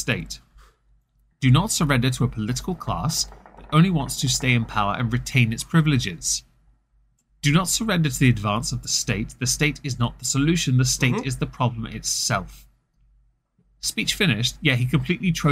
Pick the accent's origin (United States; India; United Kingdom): United Kingdom; England; I'm English